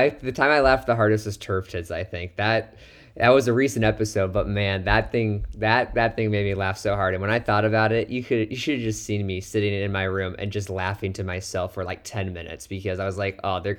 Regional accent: Midwest, United States; Oh, I know. I'm from the Midwest, so I have to start liking ranch someday.

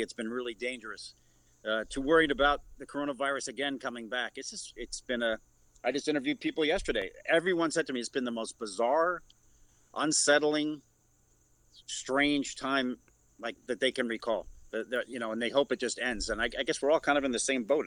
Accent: New York City, New York, United States; I was born in Pelham Bay in the Bronx

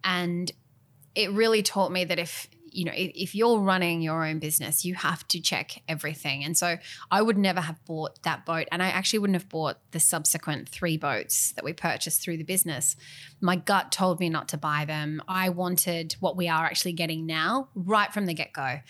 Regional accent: Western New South Wales, Australia; growing up in Western New South Wales

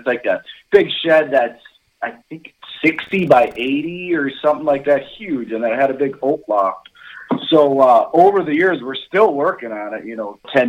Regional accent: Minnesota, United States; 35 years old, live in Minnesota my whole life. Grew up in the outdoors

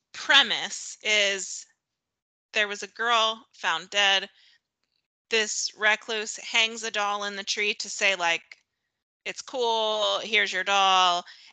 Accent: Cuyahoga Falls, Ohio, United States; I grew up in Northeast Ohio in a town called Cauga Falls. If you know where that is, I will give you a prize because nobody knows where that is. It's like 40 minutes south of Cleveland.

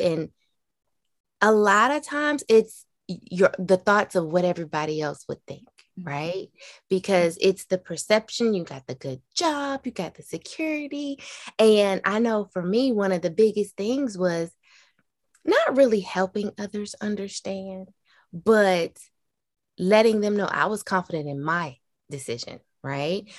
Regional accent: the South, United States; growing up in the South, in a Black family

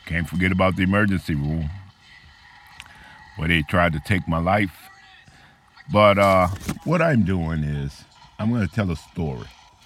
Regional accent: New Orleans, Louisiana, United States; also born or lived in Corvallis, Oregon; now in Yuma area, United States; I was born in New Orleans, and 6 months after my birth, my family moved to Desire Housing Project

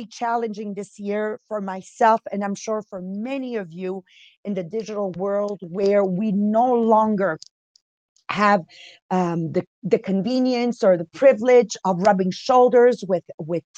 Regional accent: Montreal, Quebec, Canada; accent: Italian accent with French, East End Montreal; also born or lived in Italy; I'm from Montreal, Quebec. So you've got an Italian accent in there with a French, and then of course East End Montreal

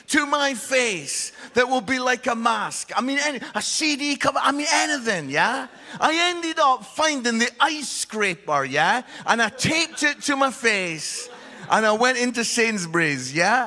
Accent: Edinburgh, Scotland, United Kingdom; Edinburgh. That's where I'm from

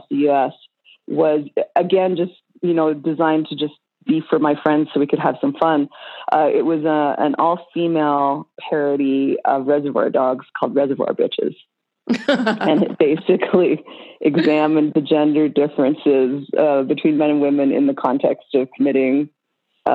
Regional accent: Toronto, Ontario, Canada; moved away; back in Canada where I'm from. I'm from Toronto

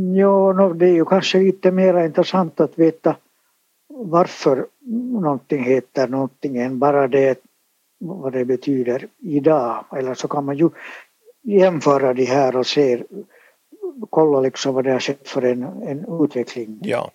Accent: Finland; first language Swedish; jag har ju alltså vuxit upp i ett helt svenskspråkigt hem med svenskspråkiga föräldrar och vi talade bara svenska och jag har gått i svenskspråkig dagis, alltså här i Finland

